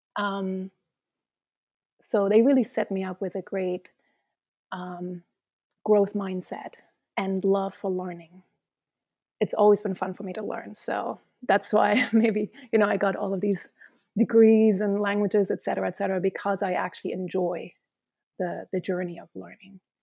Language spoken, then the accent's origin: English; East Germany, Germany; moved away as an adult; also born or lived in Mesquite, Nevada / England / Luxembourg / Tanzania; I was born in East Germany